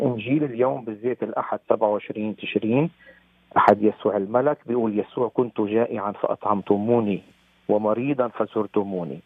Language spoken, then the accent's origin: Arabic; Lebanon; moved away as an adult; حبي لوطني لبنان، وأنا كل سنة منذ خمسة وتسعين منذ تركت لبنان